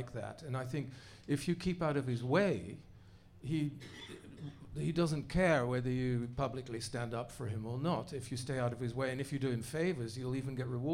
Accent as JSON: {"language": "English", "country": "Netherlands", "tie": "born or raised there", "moved": "yes", "lives_now": "United States", "said": "I grew up in the Netherlands, first post-war generation"}